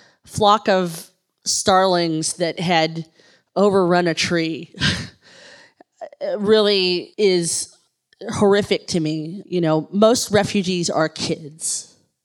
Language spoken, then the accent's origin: English; Kentucky, United States; I'm an English major from Kentucky.